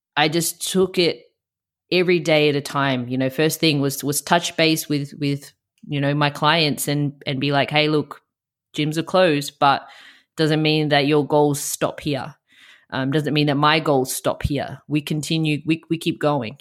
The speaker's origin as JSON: {"language": "English", "country": "Australia", "tie": "born or raised there", "also_born_or_lived": "Melbourne", "said": "I moved back to my hometown."}